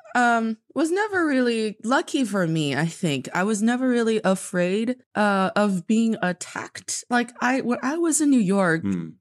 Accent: Northeast China, China; now in Beijing, China; I am from the northeast part of China, and I'm speaking to you today from Beijing, China

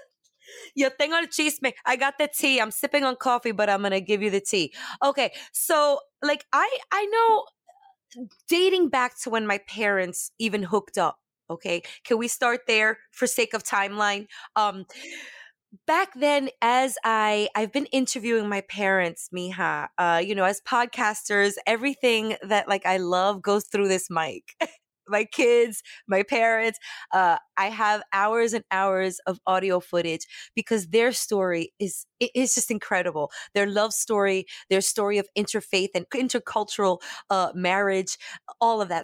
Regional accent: Brooklyn, New York, United States; growing up in Brooklyn, Brooklyn

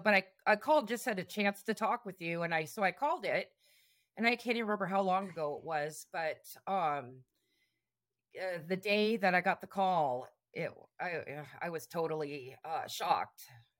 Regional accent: Wasilla, Alaska, United States; I'm from Wasilla, Alaska.

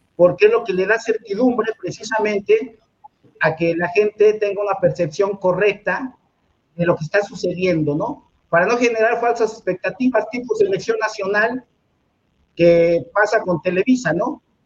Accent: Mexico City, Mexico; soy oriundo de la colonia obrera, acá en la alcaldía Cuauhtémoc

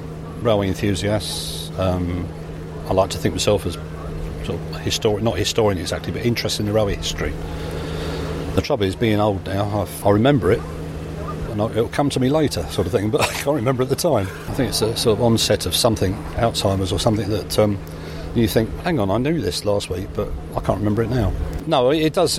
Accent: England, United Kingdom; we're English

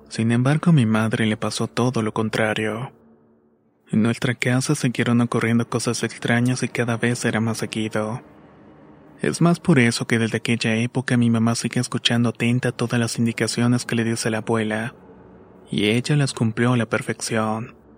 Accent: Mexico; also born or lived in Tehuacán / Tlaxcala; tengo 23 años y soy de México. Cuando era niño, por razón del trabajo de mis padres, nos mudamos durante un tiempo a Tehuacán y luego a Tlaxcala.

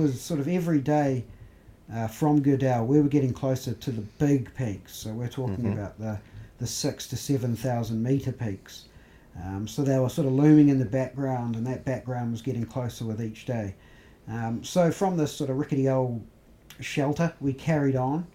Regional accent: New Zealand; we're from New Zealand

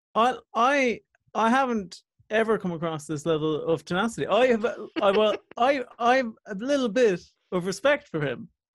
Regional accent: Coachford, Munster, Ireland; also born or lived in Ballincollig; I'm from Coachford originally

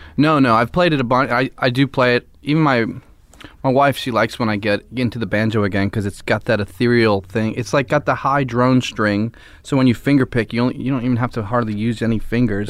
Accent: Philadelphia, Pennsylvania, United States; I'm from Philly and I live there still

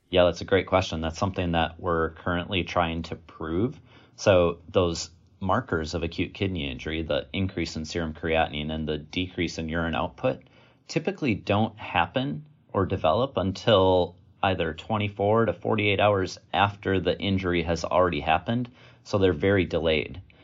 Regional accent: Wisconsin, United States; also born or lived in Virginia; I was born and raised in Wisconsin

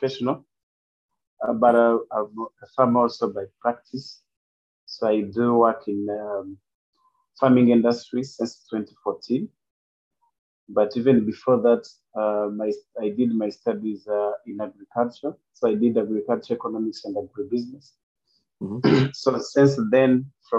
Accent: Rwanda; I'm coming from Rwanda. I'm in Rwanda, Kigali

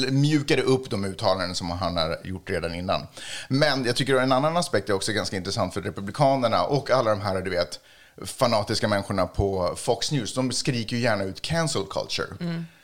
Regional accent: Sweden; jag är svensk

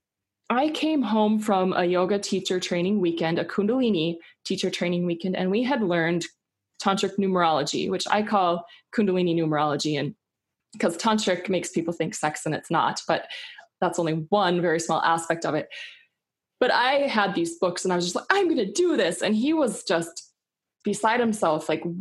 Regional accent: Minnesota, United States; I grew up in the Midwest in Minnesota

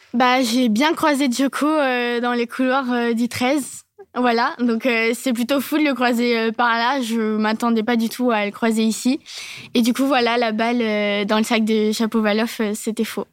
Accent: Nevers, Bourgogne-Franche-Comté, France; je suis euh, du centre euh, de la Nièvre, du coup, à Nevers et chez la SPTT Nevers.

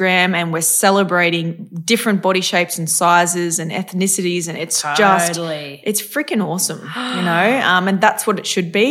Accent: North Queensland, Australia; I'm from North Queensland

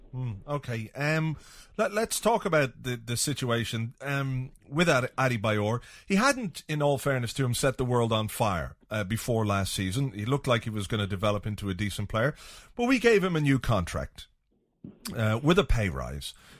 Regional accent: Ireland; I'm an Irish guy

